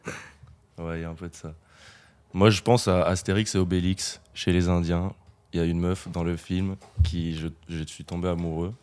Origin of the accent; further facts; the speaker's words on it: Limoges, Nouvelle-Aquitaine, France; moved away as an adult; now in Bordeaux, France; Je viens pas de Bordeaux, je viens de Limoges